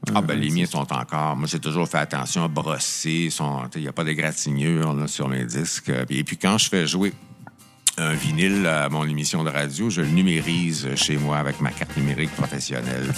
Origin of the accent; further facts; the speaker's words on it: Notre-Dame-du-Bon-Conseil, Quebec, Canada; moved away as an adult; also born or lived in Drummondville / Ottawa; now in Montreal, Canada; j'étais de Notre-Dame, du Bon Conseil. Hein, j'étais à Drummondville, mais moi, c'est Montréal qui m'intéressait